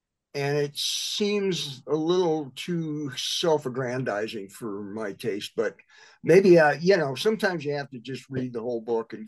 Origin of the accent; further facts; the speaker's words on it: Midwest, United States; It's kind of what I grew up doing in the Midwest.